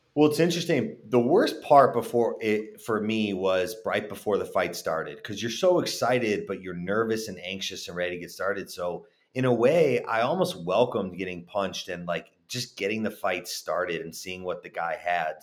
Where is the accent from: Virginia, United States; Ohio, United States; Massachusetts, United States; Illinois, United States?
Illinois, United States; Chicago; moved away; also born or lived in Texas / California; I was born and raised in Chicago